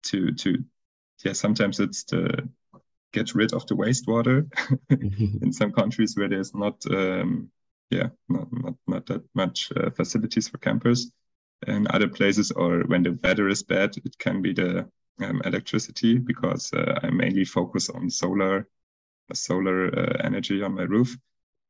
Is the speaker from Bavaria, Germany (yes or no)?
no; Mannheim, Baden-Württemberg, Germany; from Mannheim in Germany. And my background is mostly app developer. Left my apartment end of 2018 to be full-time traveling, but still with a big attached to my hometown